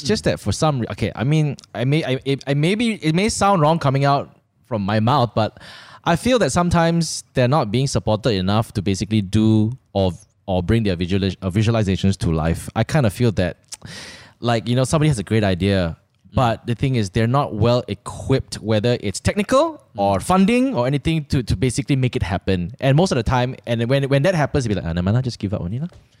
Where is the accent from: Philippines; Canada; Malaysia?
Malaysia; I was a Malaysian.